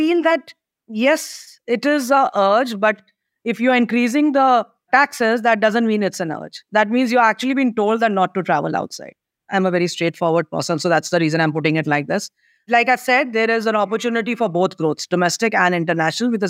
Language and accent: English; India; I, as an Indian